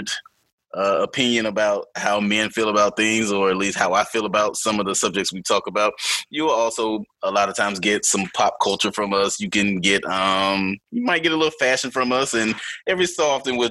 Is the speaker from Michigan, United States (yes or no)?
no; Atlanta, Georgia, United States; now in North Carolina, United States; I am from Atlanta, Georgia, but I do live now here in North Carolina